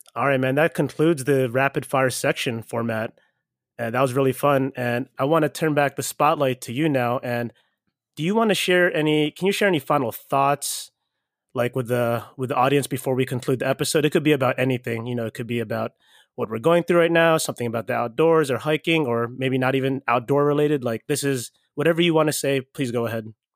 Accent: Baltimore, Maryland, United States; I'm from Baltimore

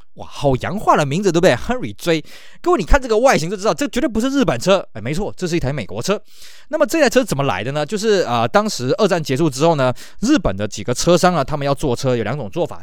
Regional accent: Taiwan; 我们台湾人在日本来讲算外国人嘛

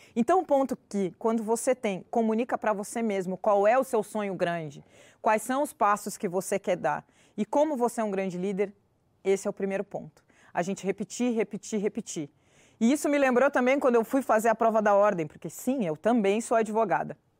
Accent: Pelotas, Rio Grande do Sul, Brazil; eu sou pelotense, torcedora do Brasil de Pelotas

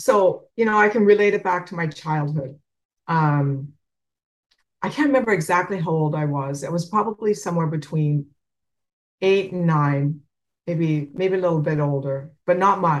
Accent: Saskatchewan, Canada; I grew up in Canada on a farm.

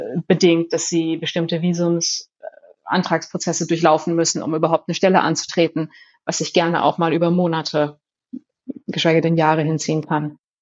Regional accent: Germany; first language German; also born or lived in Jerusalem; ich bin eine weiße deutsche Frau. Ich bin Bildungsaufsteigerin, aber ich habe keinen Migrationshintergrund. Deutsch ist meine Muttersprache

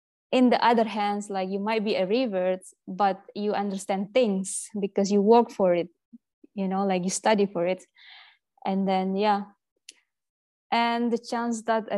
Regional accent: Indonesia; moved away; I'm from Indonesia

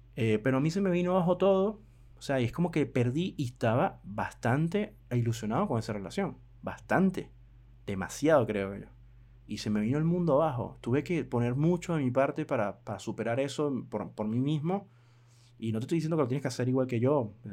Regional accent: Venezuela; mi país Venezuela

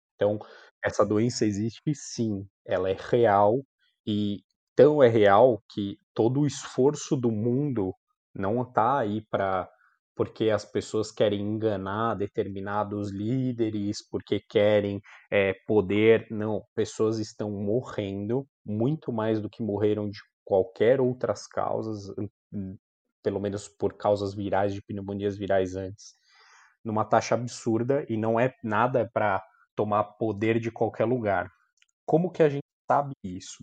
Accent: São Bernardo do Campo, São Paulo, Brazil; also born or lived in Marília; now in São Paulo, Brazil; sou de São Bernardo

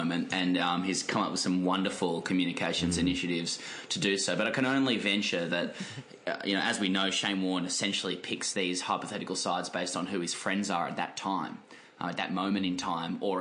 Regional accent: Sydney, New South Wales, Australia; moved away as an adult; now in Melbourne, Australia; I'm obviously from Sydney and I've been living in Melbourne

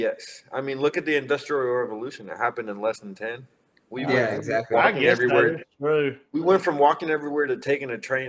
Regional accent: Mexico; moved away; I was born and raised in Mexico

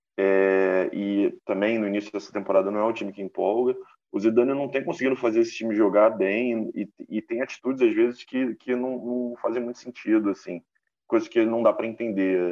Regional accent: Brazil; a gente aqui como brasileiro

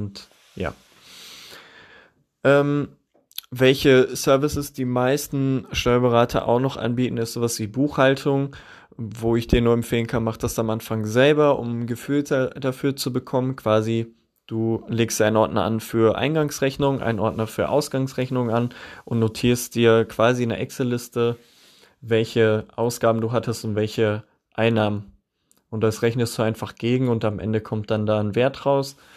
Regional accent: Witten, North Rhine-Westphalia, Germany; Und zum einen hatten die auch einen Standort hier bei mir, bei meinem Heimatort in Witten.

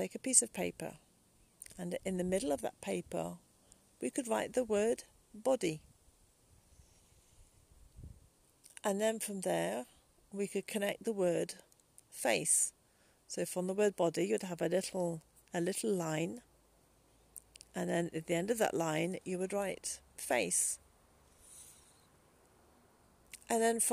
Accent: England, United Kingdom; as an English person

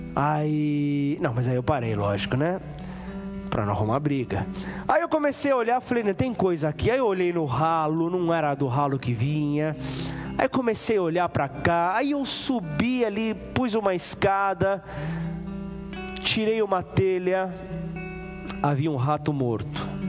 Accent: São Paulo, Brazil; moved away as an adult; now in Ribeirão Preto, Brazil; eu sou de São Paulo, São Paulo capital, uma megalópole

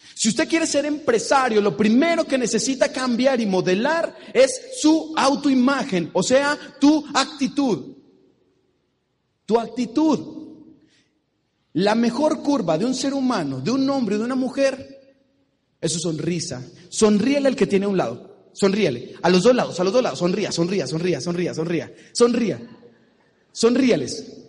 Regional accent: Mexico; Soy de México, de la tierra del tequila, del mariachi

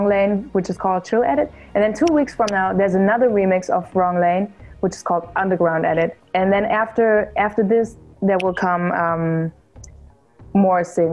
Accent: Germany; I'm from Germany

